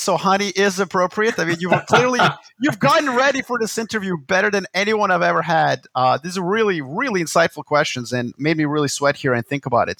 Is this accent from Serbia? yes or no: yes; Belgrade, Serbia; Which, and Belgrade, my hometown, in the 70s and 80s looked like a first world city.